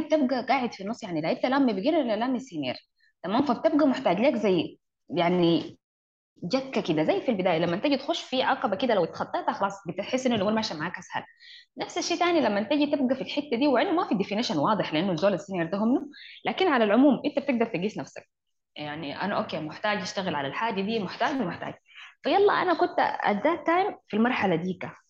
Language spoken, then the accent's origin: Arabic; Sudan; عندنا في السودان